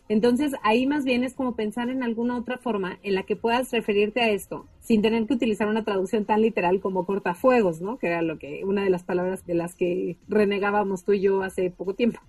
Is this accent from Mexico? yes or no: yes; Mexico; first language Spanish; es nuestra lengua nativa